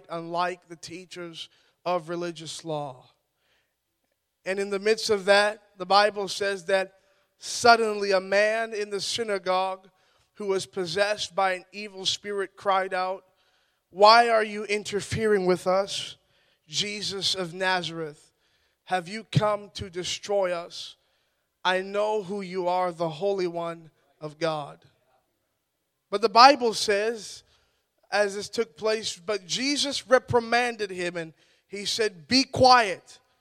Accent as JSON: {"language": "English", "town": "Ottawa", "region": "Ontario", "country": "Canada", "said": "I'm from Ottawa, Ontario"}